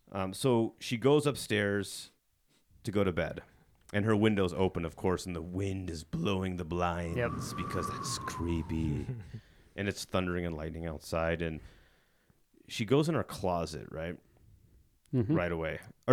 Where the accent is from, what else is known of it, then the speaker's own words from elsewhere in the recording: Illinois, United States; I'm from Illinois, and Illinois looks fucking nothing like Utah.